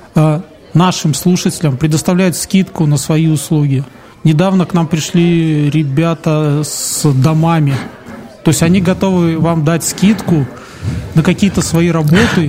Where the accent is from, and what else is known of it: Belarus